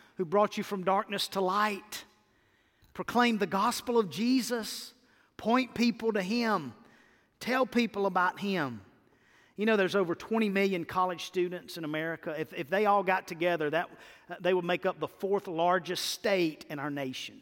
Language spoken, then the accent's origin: English; Mississippi, United States; I'm from Mississippi